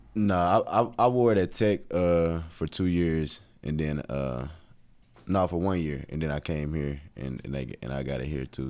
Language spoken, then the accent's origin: English; Tennessee, United States; also born or lived in Atlanta; I'm not from Knoxville, but, like, in-state guy